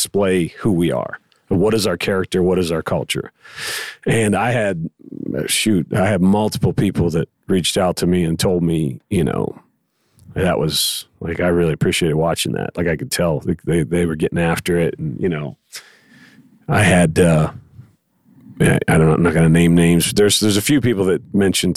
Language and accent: English; Pittsburgh, Pennsylvania, United States; now in Borger, United States; I grew up in Pittsburgh, Pennsylvania. It's a blue collar town